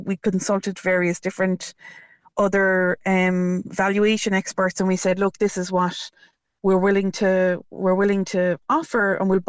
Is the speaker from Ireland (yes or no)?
yes; Cork, Munster, Ireland; moved away as an adult; also born or lived in Dublin; we're both from Cork originally